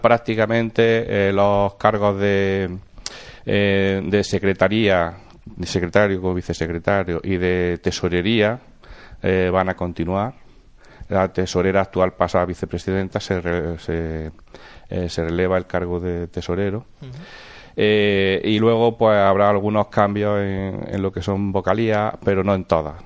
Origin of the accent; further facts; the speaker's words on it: Villanueva de Córdoba, Andalusia, Spain; also born or lived in Madrid; now in Jaén, Spain; nací en Jaén, pero mi infancia fue en Villanueva de Córdoba